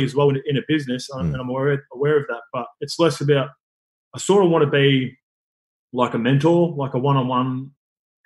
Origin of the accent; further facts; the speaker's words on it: Sydney, New South Wales, Australia; I grew up in Western Sydney, so like everything's been footy like pretty much my whole life